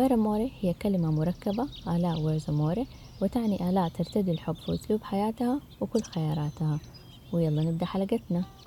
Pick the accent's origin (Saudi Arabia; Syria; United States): Saudi Arabia; عندنا في السعودية